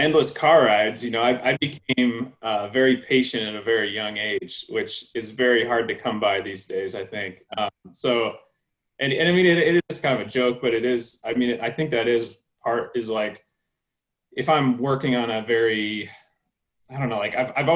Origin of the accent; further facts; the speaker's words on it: Iowa, United States; When I was a kid, I grew up in Iowa, where it's like flat and cornfields and there's no mountains.